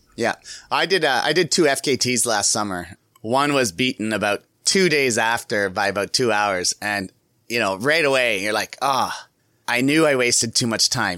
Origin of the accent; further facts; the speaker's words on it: Canada; I'm from Canada